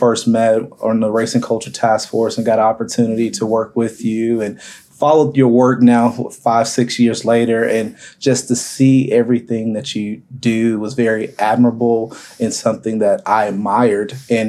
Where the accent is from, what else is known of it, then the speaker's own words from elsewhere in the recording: Arlington, Texas, United States; I grew up in Arlington, a little bit all over Arlington